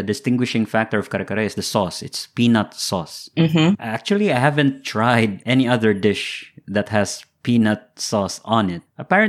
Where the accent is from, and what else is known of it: Philippines